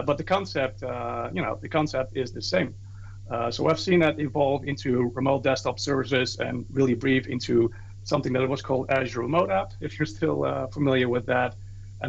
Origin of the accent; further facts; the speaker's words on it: Netherlands; I'm from the Netherlands.